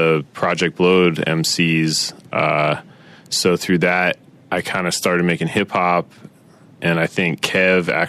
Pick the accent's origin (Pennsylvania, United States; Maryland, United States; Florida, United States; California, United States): Maryland, United States; Rockville; moved away as an adult; also born or lived in Silver Spring, Maryland / Washington, D.C. / Los Angeles; I grew up in Maryland and D.C.